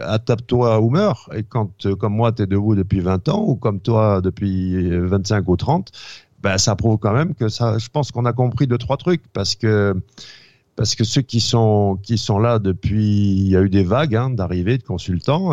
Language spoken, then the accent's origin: French; France; moved away as an adult; also born or lived in United States; je suis né en France, mais j'ai été éduqué, euh, euh, j'ai fait mes études supérieures aux États-Unis